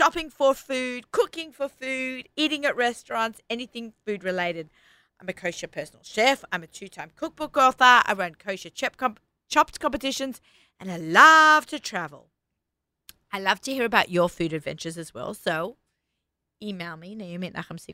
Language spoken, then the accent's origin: English; Sydney, New South Wales, Australia; moved away; we grew up together in Sydney, Australia